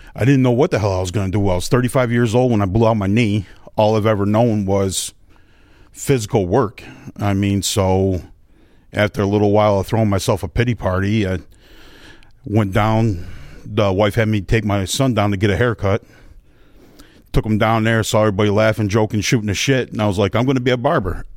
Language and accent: English; Northeast, United States; now in Bluffton, United States; I'm from the Northeast